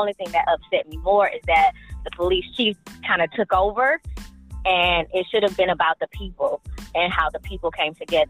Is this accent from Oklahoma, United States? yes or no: no; Flint, Michigan, United States; my hometown, Flint, Michigan